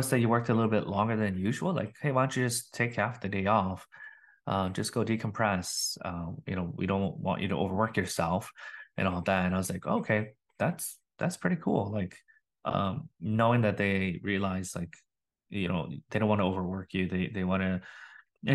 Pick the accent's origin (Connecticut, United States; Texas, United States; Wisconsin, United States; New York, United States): Wisconsin, United States; moved away as an adult; also born or lived in Minnesota; now in Austin, United States; I am born and raised in Wisconsin